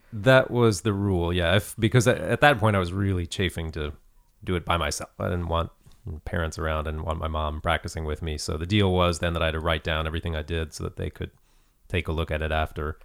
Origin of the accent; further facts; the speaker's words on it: Lexington, Kentucky, United States; moved away; I'm from Kentucky originally, Lexington, Kentucky